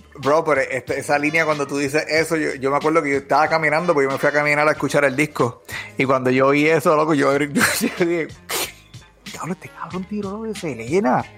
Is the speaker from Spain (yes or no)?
no; Bayamón, Puerto Rico; … y yo somos los dos nacidos y criados en Bayamón